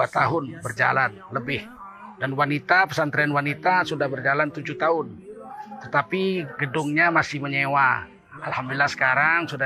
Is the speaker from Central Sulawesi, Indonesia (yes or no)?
no; North Sumatra, Indonesia